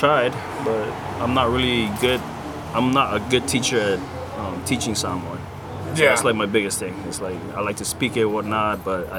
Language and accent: English; Lahaina, Hawaii, United States; I grew up in Lahaina, but I was in Kahana most of the time.